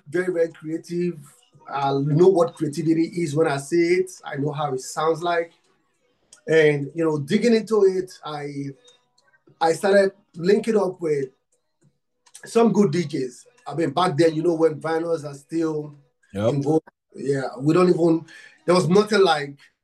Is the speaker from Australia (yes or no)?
no; Nigeria; I'm from Africa, Nigeria. I'm from Nigeria